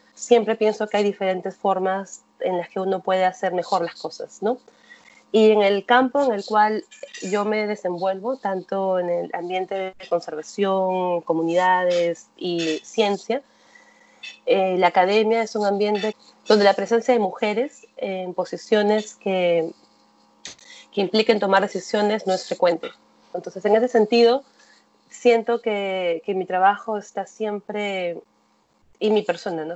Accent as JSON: {"language": "Spanish", "region": "Lima", "country": "Peru", "tie": "born or raised there", "said": "yo soy de Lima, que es una ciudad grande de 10 millones de habitantes, he crecido en un espacio con muchos"}